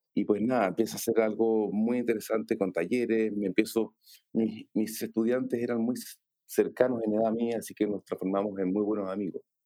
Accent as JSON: {"language": "Spanish", "country": "Chile", "said": "soy diseñador chileno"}